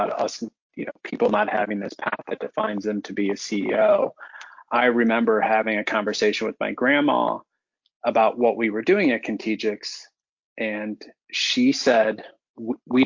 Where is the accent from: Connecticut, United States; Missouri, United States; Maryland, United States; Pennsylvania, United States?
Missouri, United States; Florissant; My wife and I are both from North County. I grew up in the Florissant area